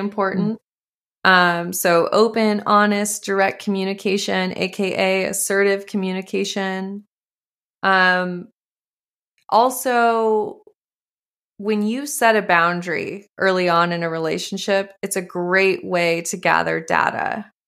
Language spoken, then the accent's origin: English; Montana, United States; moved away; also born or lived in California; I grew up in Montana